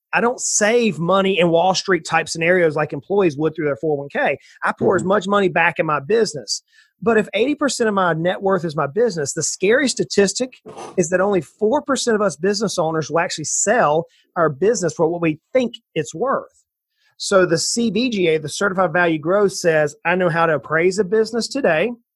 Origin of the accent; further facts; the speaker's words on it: South Georgia, United States; moved away as an adult; also born or lived in Knoxville, Tennessee; now in East Tennessee, United States; i grew up in South Georgia in the swamps of South Georgia, right on the ocean on the east coast of the United States